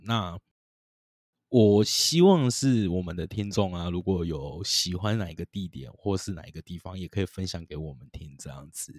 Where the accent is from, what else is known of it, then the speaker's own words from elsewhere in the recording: Tainan, Taiwan; 身为台南人的我